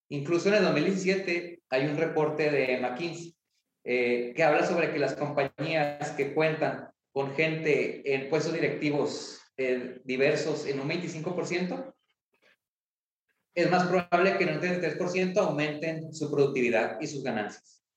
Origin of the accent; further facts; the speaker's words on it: Ciudad Juárez, Chihuahua, Mexico; yo soy de Ciudad Juárez, estamos en Ciudad Juárez.